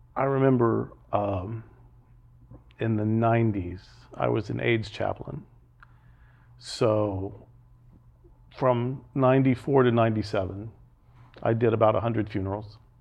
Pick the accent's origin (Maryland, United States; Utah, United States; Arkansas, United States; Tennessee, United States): Arkansas, United States; also born or lived in Alabama; now in Fort Lauderdale, United States; I grew up in Arkansas in the seventies